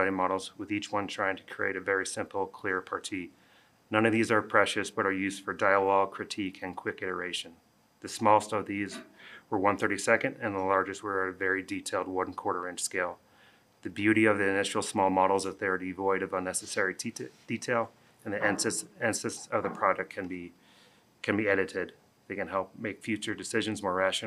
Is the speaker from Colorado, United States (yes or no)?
yes; Boulder, Colorado, United States; I'm a local architect. I grew up in Boulder